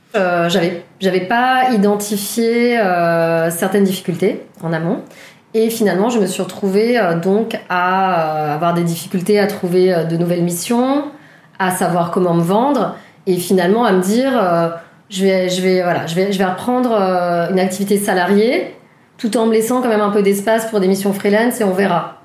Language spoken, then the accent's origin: French; Paris, Île-de-France, France; also born or lived in Toulouse / Romainville; je vis à Romainville et euh, j'ai grandi à Paris